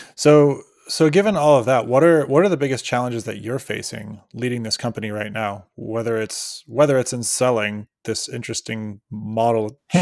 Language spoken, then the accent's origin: English; near Cleveland, Ohio, United States; now in Oakland, United States; I was from near Cleveland, Ohio